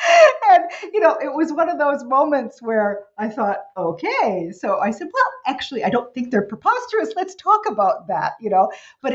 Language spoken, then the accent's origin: English; New York City, New York, United States; also born or lived in New Jersey / Virginia; So I'm the American kid, you know, born in New York City. I grew up there and in New Jersey and then ultimately Virginia